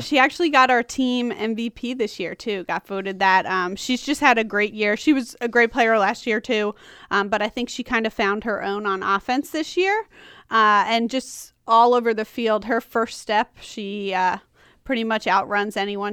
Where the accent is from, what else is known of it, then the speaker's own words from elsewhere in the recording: Long Island, New York, United States; moved away as an adult; also born or lived in Washington County, Maryland / Frederick County, Maryland; now in Maryland, United States; I'm from Long Island